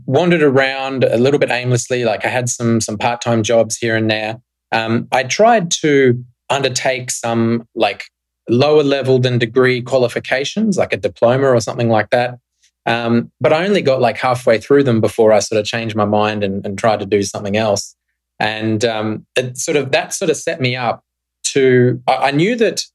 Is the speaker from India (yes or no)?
no; Australia; moved away as an adult; I grew up in Australia in the 90s